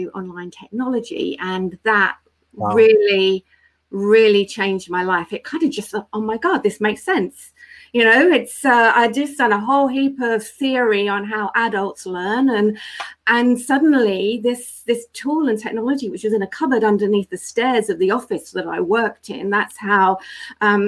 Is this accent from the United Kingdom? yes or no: yes; United Kingdom; now in London, United Kingdom; we're British